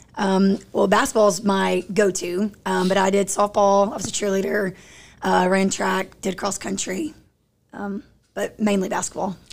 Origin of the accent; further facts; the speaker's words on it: Crandall, Texas, United States; I'm from Crandall